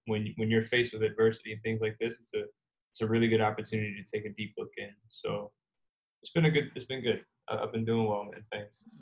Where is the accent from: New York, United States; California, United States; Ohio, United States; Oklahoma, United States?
New York, United States; New York City; moved away; also born or lived in Virginia / Jamaica (ancestry); I was uh, born in Queens, New York, and uh, my family from uh, Jamaican descent